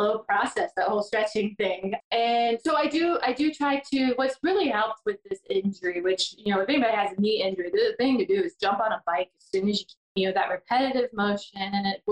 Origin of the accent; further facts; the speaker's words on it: Georgia, United States; I am born and raised in Georgia.